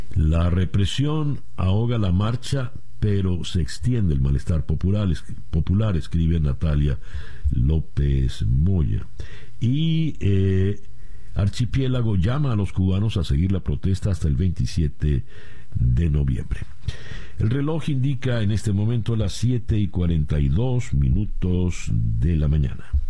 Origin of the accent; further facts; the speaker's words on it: Venezuela; como venezolano